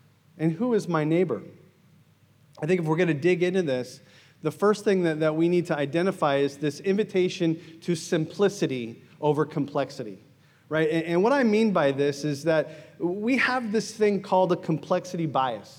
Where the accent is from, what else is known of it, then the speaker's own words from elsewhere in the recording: United States; moved away; I'm American